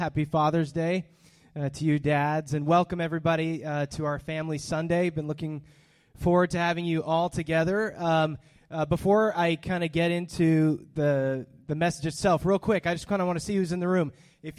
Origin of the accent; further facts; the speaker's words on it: Hollister, California, United States; born there; I was born in Hollister, California in 1982